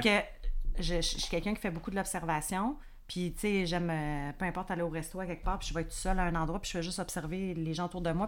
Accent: Quebec, Canada; je suis québécoise

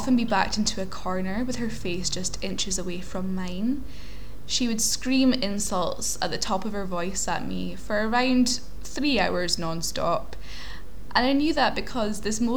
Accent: Aberdeen, Scotland, United Kingdom; I was born in Aberdeen in Scotland, otherwise known as the Granite City

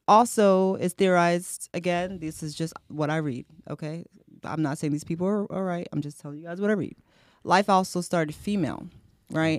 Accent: United States; I'm American, I was born here

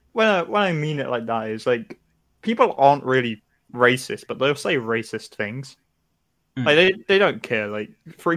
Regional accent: Nottingham, East Midlands, United Kingdom; I'm from Nottingham

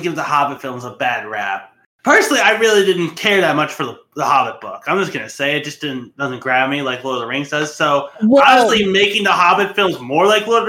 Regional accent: United States; but I'm an American.

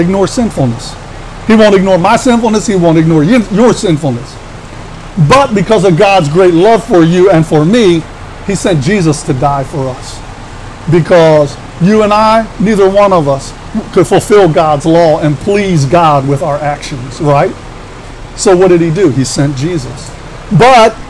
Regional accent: Washington, District of Columbia, United States; born or raised there; now in Baltimore, United States

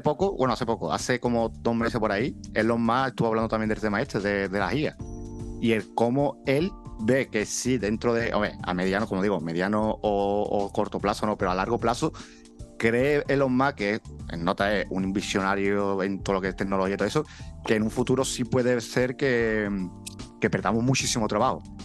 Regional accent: Seville, Andalusia, Spain; somos de Andalucía, somos parte de Sevilla, pero sobre todo andaluces. Yo siempre me quiero referir cuando voy a lo mejor afuera o lo que sea, yo soy andaluz. Más que sevillano, soy andaluz.

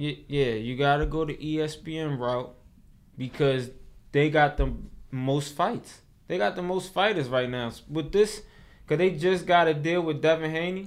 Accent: Baltimore, Maryland, United States; I'm from Baltimore.

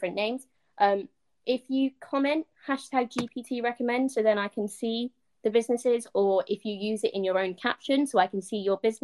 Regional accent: United Kingdom; we're British

